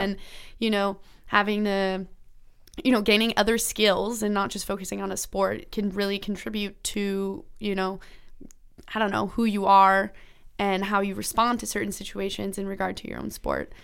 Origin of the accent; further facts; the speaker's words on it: Ontario, Canada; I grew up in Ontario